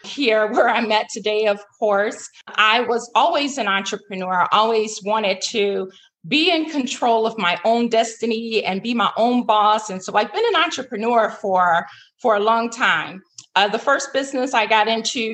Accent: Chicago, Illinois, United States; Chicago, my hometown where I'm from

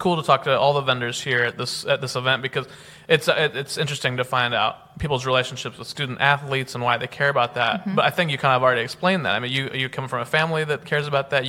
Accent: Kansas, United States; now in Los Angeles, United States; I'm from Kansas

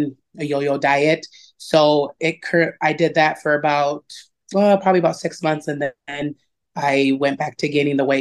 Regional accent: Yankton, South Dakota, United States; moved away as an adult; now in Sioux Falls, United States; I am originally from Yankton, moved up to Sioux Falls, been up here since after I graduated

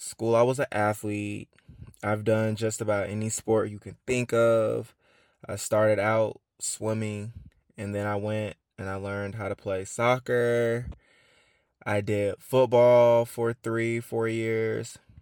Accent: Atlanta, Georgia, United States; I am from Atlanta, born and raised.

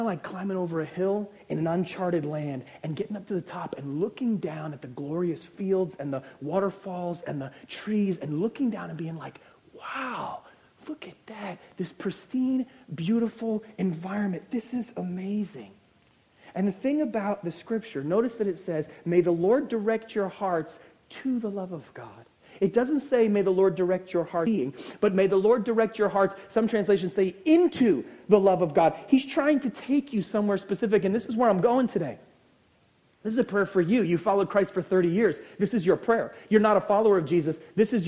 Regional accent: United States; I'm American

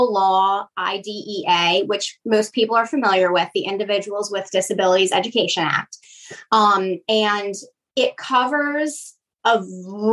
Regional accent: Metairie, Louisiana, United States; I am born and raised here in Metairie

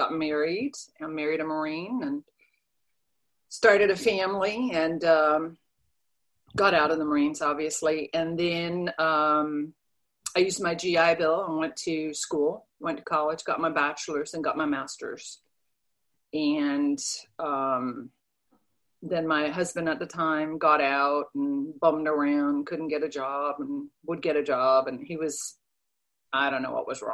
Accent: Denmark; English is a second language; moved away as an adult; now in United States; I was born and raised in Denmark, so I'm an immigrant

